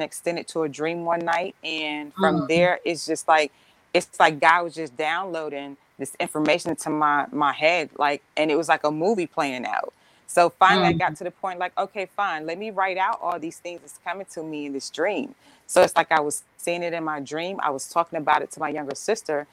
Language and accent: English; Roper, North Carolina, United States; moved away; also born or lived in Miami; I am originally from Roper, North Carolina